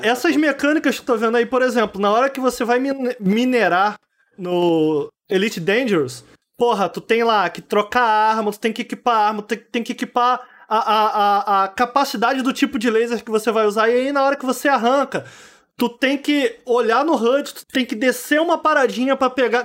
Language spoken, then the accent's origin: Portuguese; Brazil; moved away; lá de Campo Grande, de onde eu vim